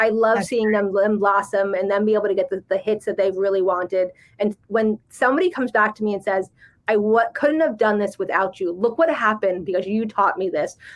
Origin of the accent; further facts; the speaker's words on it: New Jersey, United States; I'm from Jersey